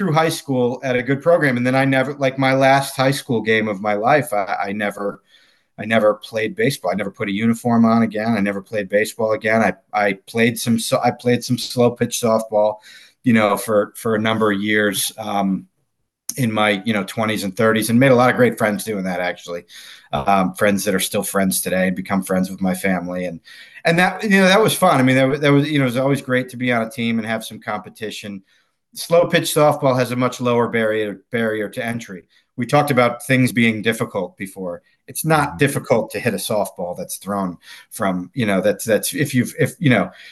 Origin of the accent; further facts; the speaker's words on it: New England, United States; I grew up in New England